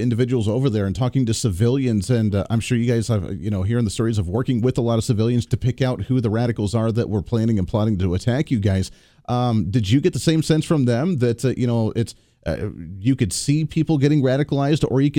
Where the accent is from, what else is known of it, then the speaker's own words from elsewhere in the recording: Colorado, United States; moved away; I come from Colorado originally